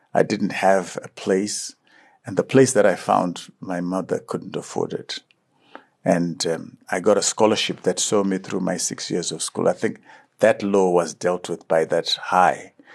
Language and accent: English; Chinhoyi, Mashonaland West, Zimbabwe; also born or lived in Murombedzi / Kambuzuma, Harare; I was from Chikonono in, uh, in Chinoy